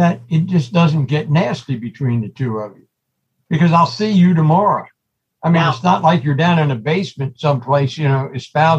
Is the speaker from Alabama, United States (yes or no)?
no; Havre de Grace, Maryland, United States; born or raised there